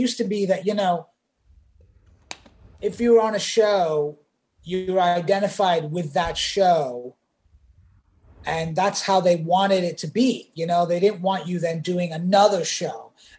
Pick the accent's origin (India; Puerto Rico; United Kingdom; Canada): United Kingdom; England; now in United States; and I grew up in England, so we didn't watch MASH.